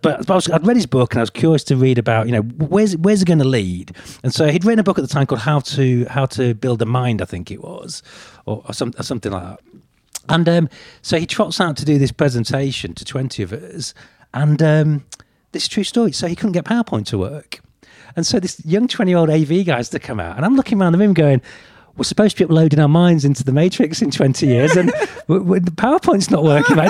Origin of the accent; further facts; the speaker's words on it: United Kingdom; I'm British